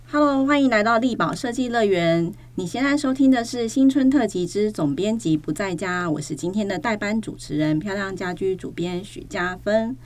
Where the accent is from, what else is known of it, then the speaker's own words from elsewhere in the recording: Tainan, Taiwan; 我本身是台南人